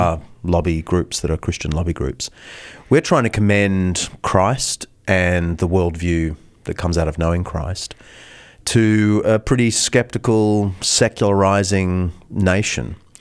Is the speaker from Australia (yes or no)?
yes; Australia; we're very British. I mean, we started as a British colony